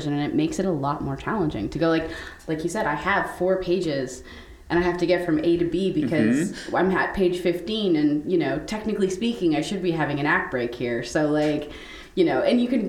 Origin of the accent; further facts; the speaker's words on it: Canada; moved away; I'm from Canada originally.